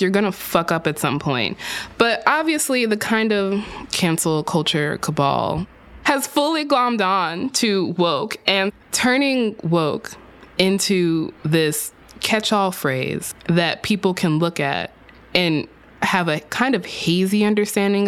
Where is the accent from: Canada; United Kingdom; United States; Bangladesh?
United States; Texas; my home state of Texas